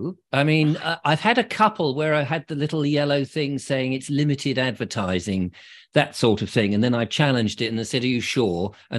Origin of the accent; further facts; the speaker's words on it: Liss, South East England, United Kingdom; born there; Well, I was born in Liss in Hampshire.